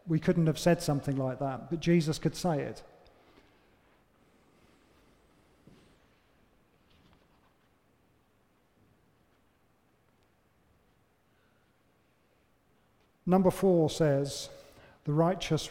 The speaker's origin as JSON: {"language": "English", "country": "United Kingdom", "said": "we're British"}